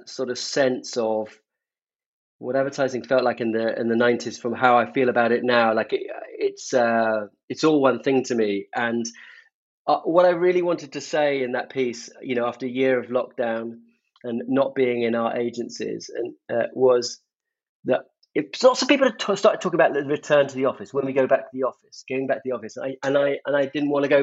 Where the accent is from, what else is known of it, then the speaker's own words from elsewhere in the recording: Devon and Somerset, South West England, United Kingdom; moved away as an adult; now in London, United Kingdom; I grew up in Devon and Somerset. The minute I could get out of those places and get to London, which is where I wanted to be, I was never going back.